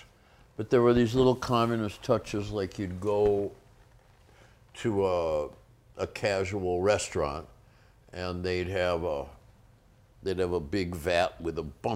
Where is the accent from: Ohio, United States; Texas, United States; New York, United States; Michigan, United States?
Michigan, United States; Detroit; moved away as an adult; also born or lived in London / Los Angeles / Berlin; I'm from Detroit